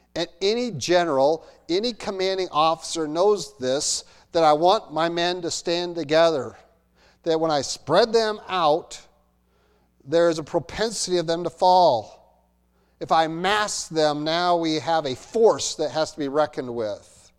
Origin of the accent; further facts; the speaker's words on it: United States; I'm an American.